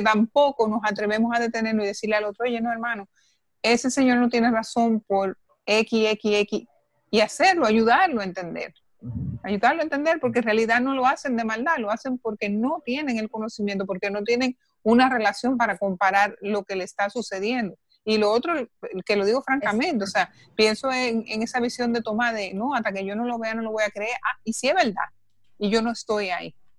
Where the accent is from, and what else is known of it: Dominican Republic